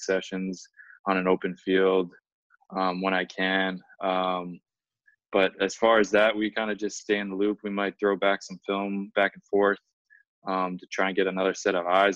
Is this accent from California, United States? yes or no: no; Kailua, Hawaii, United States; now in Houston, United States; My wife and I, we grew up in Kailua